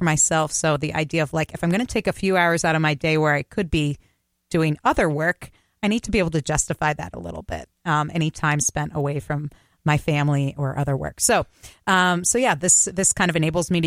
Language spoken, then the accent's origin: English; Connecticut, United States; now in Minnesota, United States; my home state of Connecticut